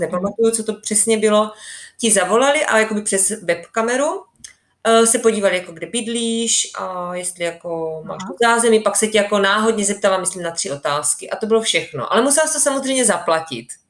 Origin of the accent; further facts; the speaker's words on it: Czechia; moved away as an adult; now in Switzerland; z vesnice z Česka, odkud pocházím